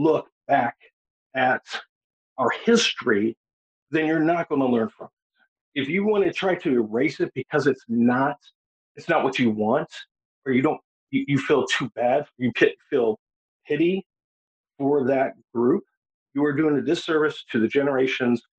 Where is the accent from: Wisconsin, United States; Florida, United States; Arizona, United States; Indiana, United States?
Indiana, United States; growing up in Indiana